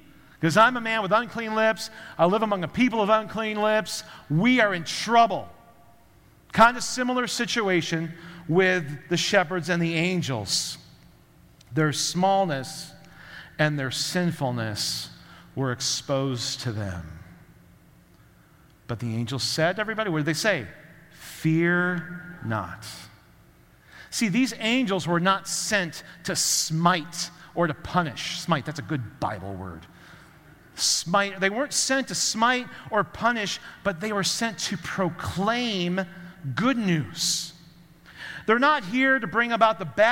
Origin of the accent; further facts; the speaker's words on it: Chicago, Illinois, United States; I grew up around Chicago